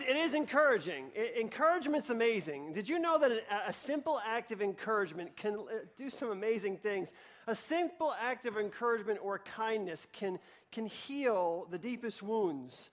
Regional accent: New York, United States; I grew up in New York in a one-bedroom apartment with my mom

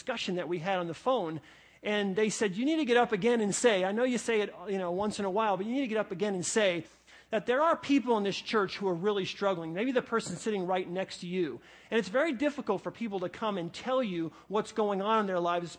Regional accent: New Jersey, United States; I was born in New Jersey

